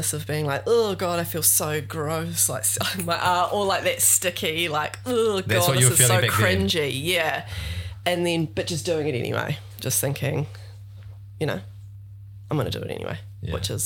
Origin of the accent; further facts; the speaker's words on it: Westport, West Coast, New Zealand; moved away; I'm from Westport on the South Island, so tiny